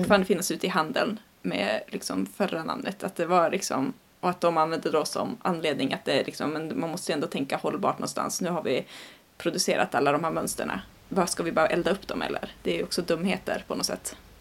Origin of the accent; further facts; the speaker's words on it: Sweden; så känner jag ju som svensk